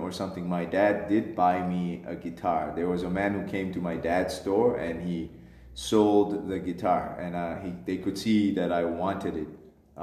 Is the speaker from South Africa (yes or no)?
yes; Pretoria, Gauteng, South Africa; also born or lived in unnamed small hometown, South Africa; when I moved to Pretoria at 10, I kind of got exposed to DSTV, suburban life. In my hometown, we had Mnet, but we didn't have DSTV